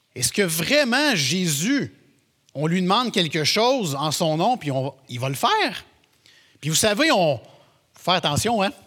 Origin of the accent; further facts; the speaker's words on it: Quebec, Canada; on est québécois